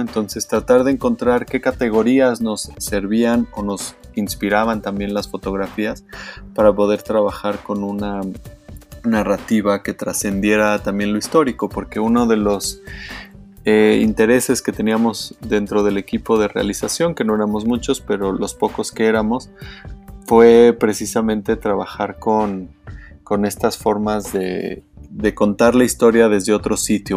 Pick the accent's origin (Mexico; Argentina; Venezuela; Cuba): Mexico; Como mexicano